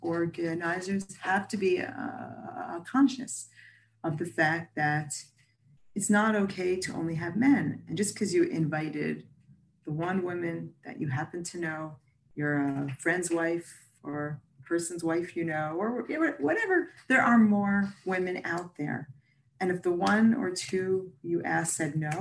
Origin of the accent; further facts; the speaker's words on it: United States; now in Israel; I'm American originally